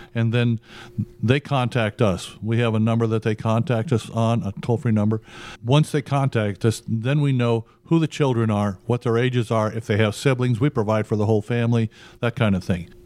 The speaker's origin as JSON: {"language": "English", "town": "Chicago", "region": "Illinois", "country": "United States", "tie": "born or raised there", "moved": "yes", "said": "I grew up in poverty. I'm originally from Chicago"}